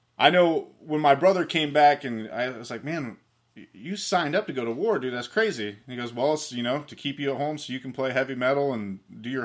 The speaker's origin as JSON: {"language": "English", "region": "Ohio", "country": "United States", "said": "I'm from Ohio."}